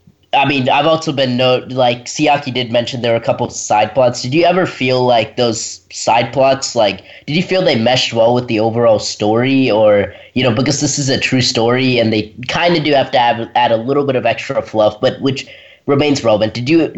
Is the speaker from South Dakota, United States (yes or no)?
no; Redwood, Tennessee, United States; Hey, welcome back. … from Redwood, Tennessee, and you have been listening to Kids First Coming Attractions.